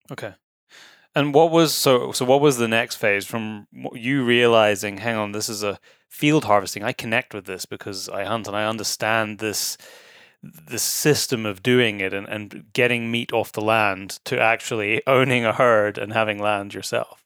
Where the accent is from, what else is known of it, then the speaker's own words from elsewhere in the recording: Scotland, United Kingdom; moved away; also born or lived in Nairn; you've been to my home country